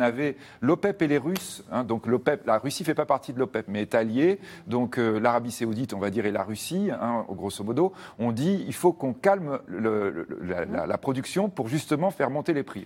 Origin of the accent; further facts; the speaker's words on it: France; nous, on est français